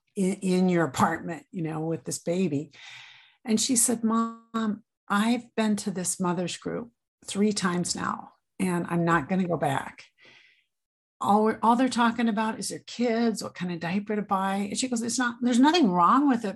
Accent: Grand Island, Nebraska, United States; now in Minnesota, United States; I was raised in Grand Island, Nebraska

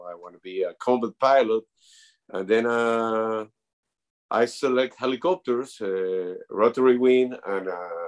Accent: Peru

